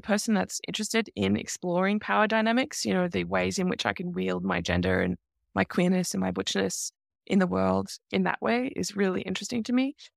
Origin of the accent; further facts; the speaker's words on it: Australia; I grew up in Australia in the nineteen eighties and nineteen nineties